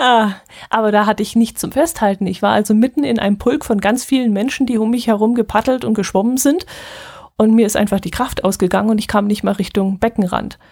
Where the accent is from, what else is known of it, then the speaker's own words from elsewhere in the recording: Allgäu, Germany; hier unten